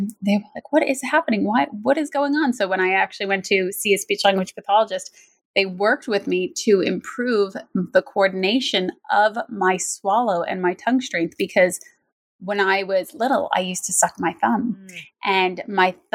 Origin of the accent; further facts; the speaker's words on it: United States; also born or lived in New Jersey; I actually grew up in New York and New Jersey